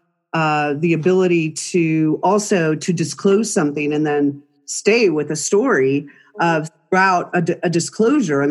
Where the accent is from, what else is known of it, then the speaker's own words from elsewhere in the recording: California, United States; now in Utah, United States; Born and raised in California